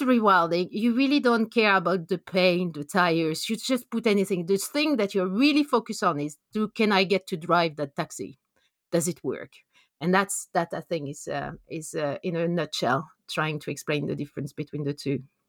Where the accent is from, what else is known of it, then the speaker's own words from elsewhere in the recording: France; English is a second language; moved away as an adult; also born or lived in Norway / Canada; now in London, United Kingdom; as you can hear from my accent, I'm, I'm from France. I did my P H D over there